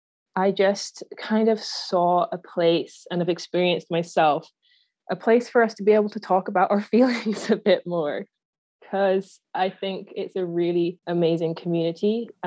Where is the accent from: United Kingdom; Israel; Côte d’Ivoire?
United Kingdom; Yorkshire and the Humber; also born or lived in Aberdeen, Scotland; now in Canada; I was born in Aberdeen in Scotland and then moved down to Yorkshire in Northern England when I was 7 years old. But then my dad still lived in Scotland. So I really did kind of grow up moving between the two places